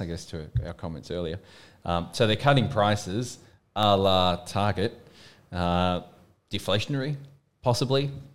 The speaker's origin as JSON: {"language": "English", "town": "Melbourne", "region": "Victoria", "country": "Australia", "also_born_or_lived": "United Kingdom"}